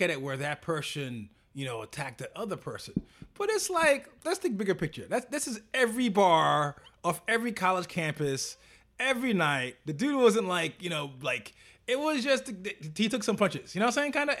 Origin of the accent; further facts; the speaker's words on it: United States; we're American